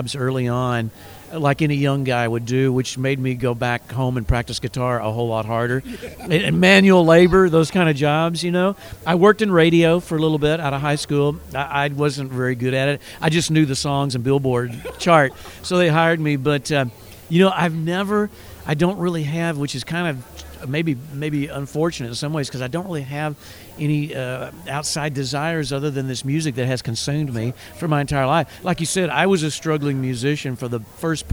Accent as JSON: {"language": "English", "region": "Texas", "country": "United States", "tie": "born or raised there", "said": "Guy Clark and people like that I grew up with in Texas"}